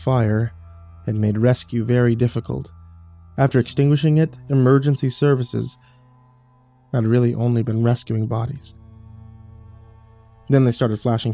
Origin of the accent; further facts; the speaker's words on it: Texas, United States; I'm from Texas